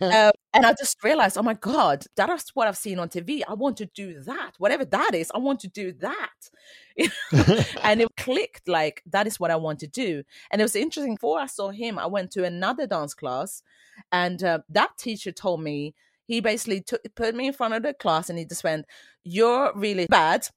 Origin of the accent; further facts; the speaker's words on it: Sweden; moved away; also born or lived in Colombia; I grew up in Sweden in the eighties.